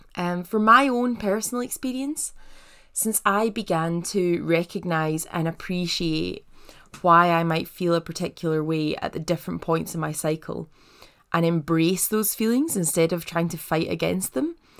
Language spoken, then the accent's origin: English; Paisley, Scotland, United Kingdom; I'm from Paisley, which is just outside of Glasgow, and West Coast Scots